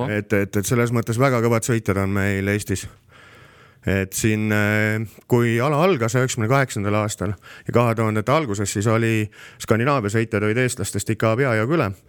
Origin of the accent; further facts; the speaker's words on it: Estonia; aga selles mõttes oleme eestlased on väga kõvad sõitjad